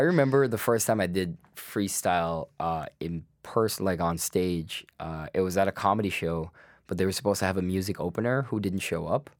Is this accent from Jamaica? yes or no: no; Guyana; moved away as an adult; now in Canada; originally I was born in Guyana, I spent my first twenty years there.